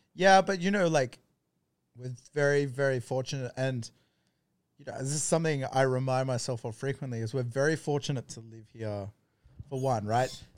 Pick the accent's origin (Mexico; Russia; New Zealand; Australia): Australia; East Coast of Australia; moved away as an adult; now in Thailand; I grew up on the East Coast